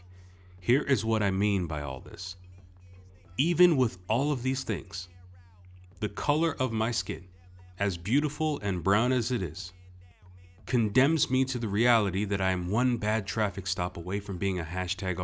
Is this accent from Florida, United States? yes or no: yes; Boca Raton, Florida, United States; also born or lived in Brooklyn, New York; I was born in Brooklyn, New York. I was raised in Boca Raton, Florida by two proud Haitian American immigrant parents